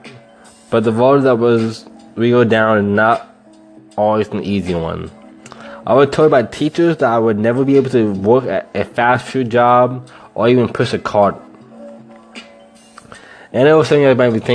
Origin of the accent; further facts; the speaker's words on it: Lawrence, Kansas, United States; moved away as an adult; now in Austin, United States; I'm from Lawrence, Kansas, and now I live in Austin, Texas